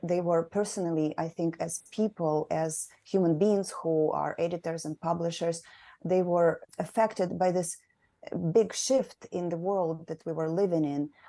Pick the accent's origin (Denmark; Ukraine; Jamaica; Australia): Ukraine; moved away as an adult; now in United States; I am, uh, born and raised in Ukraine. I moved to the States